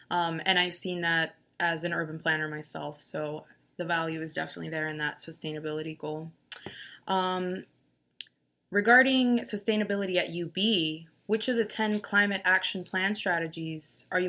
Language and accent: English; Yonkers, New York, United States; I'm from Yonkers